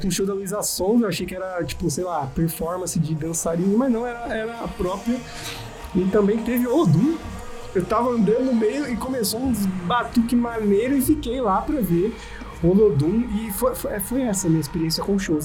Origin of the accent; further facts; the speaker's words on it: Brazil; a gente é brazuca